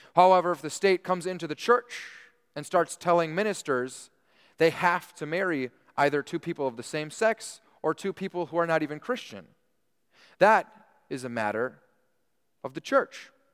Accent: United States; we take part in our civil duties as American citizens

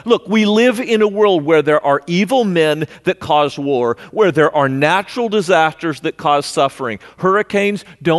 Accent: California, United States; moved away as an adult; also born or lived in Missouri; I grew up in California, so I know about earthquakes

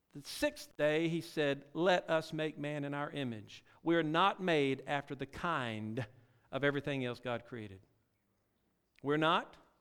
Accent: Louisiana, United States; also born or lived in Mississippi; Well, I actually born in Mississippi, raised in Louisiana

